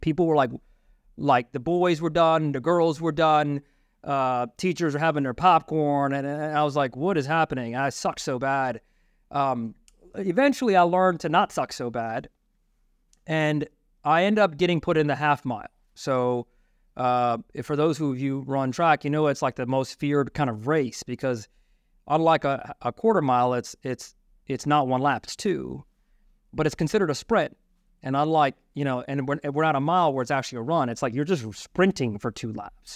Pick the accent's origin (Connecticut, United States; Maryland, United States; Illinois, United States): Maryland, United States; where we grew up in Maryland